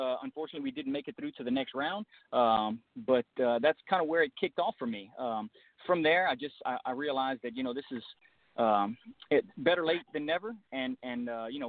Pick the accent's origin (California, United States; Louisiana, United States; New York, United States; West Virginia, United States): Louisiana, United States; Crowley; I'm born and raised in South Louisiana. I'm born in a little town called Crowley